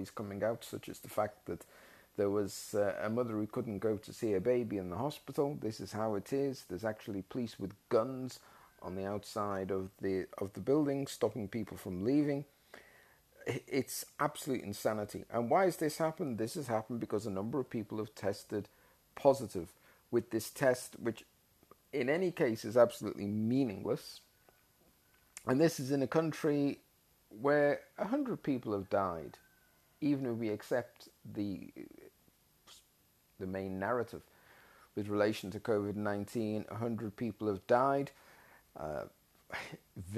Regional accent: Australia; As an Australian citizen

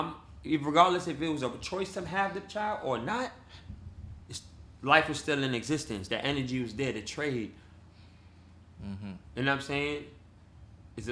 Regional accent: New York City, New York, United States; I'm from New York, hardcore from, nigga, born in Cypress Ave, mm-hmm. raised in Baychester Projects

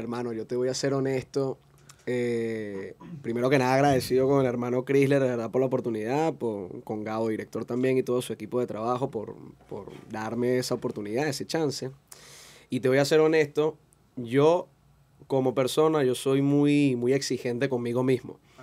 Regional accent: Caracas, Capital District, Venezuela; Yo nací en Katia, me crié en Katia hasta los 20 años aproximadamente

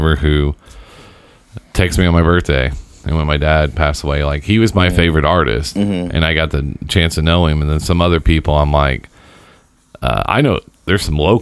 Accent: Seymour, United States; we grew up in that town

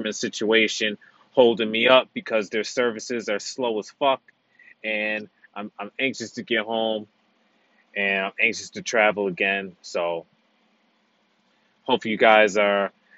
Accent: United States; moved away as an adult; now in Canada; I am an American citizen. I'm living abroad in Canada.

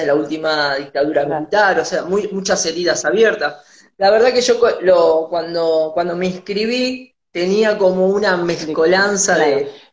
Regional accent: Tandil, Buenos Aires Province, Argentina; moved away; volverme a mi ciudad natal a Tandil

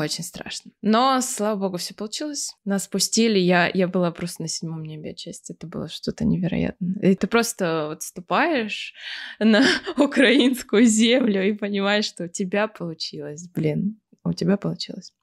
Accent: Irkutsk, Irkutsk Oblast, Russia; moved away as an adult; also born or lived in Kyiv, Ukraine; now in Germany; Я постоянно возвращалась в Иркутск, в Сибирь, в сентябре, в школу

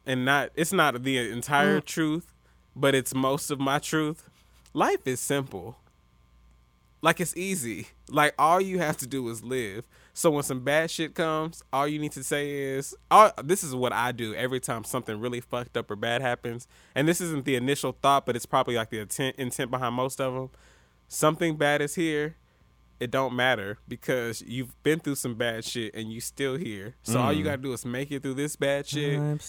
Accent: the South, United States; And me being a Southerner, hospitality is instilled in me.

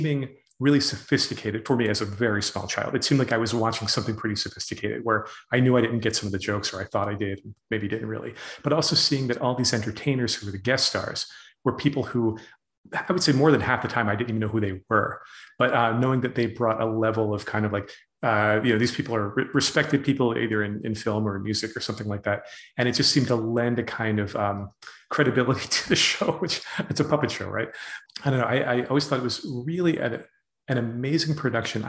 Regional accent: United States; I as an American

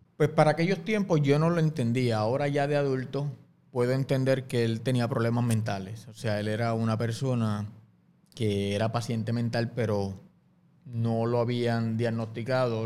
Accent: Guaynabo, Puerto Rico; yo soy natural del barrio Camarones en Guainabo

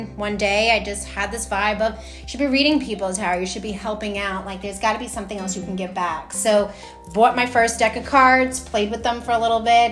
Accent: New York City, New York, United States; moved away as an adult; now in Mooresville, United States; I was born and raised on Staten Island

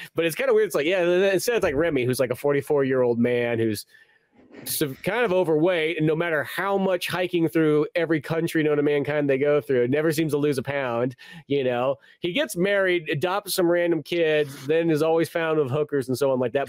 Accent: United States; as an American

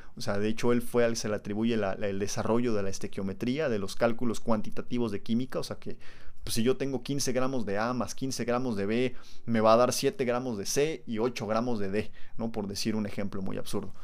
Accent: Mexico; los mexicanos somos tan pero tan perros que elegimos dónde nacemos

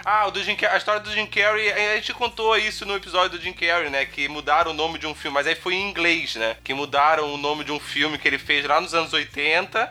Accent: Brazil; nós como brasileiros

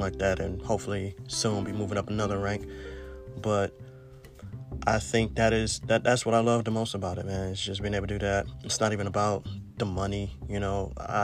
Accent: East Cleveland, Ohio, United States; moved away as an adult; growing up in East Cleveland

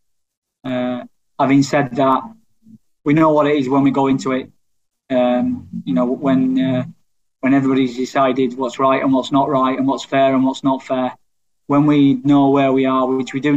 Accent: England, United Kingdom; as an Englishman

